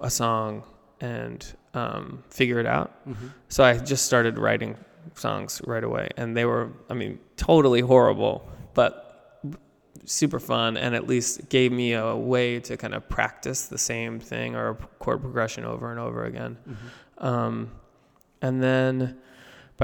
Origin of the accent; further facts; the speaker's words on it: Baltimore, Maryland, United States; I grew up in Baltimore